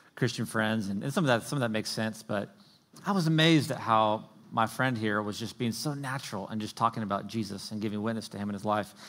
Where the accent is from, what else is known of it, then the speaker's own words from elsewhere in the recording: the South, United States; I grew up in the South